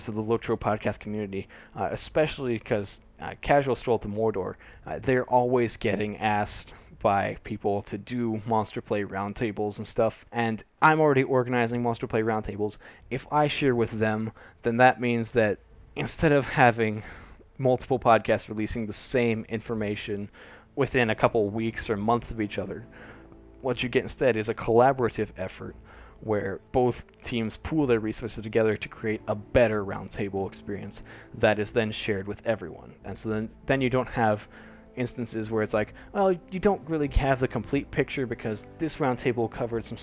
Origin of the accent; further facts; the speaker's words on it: United States; also born or lived in Cambodia; now in Singapore; I will most likely be moving to the United States, coming back to my home country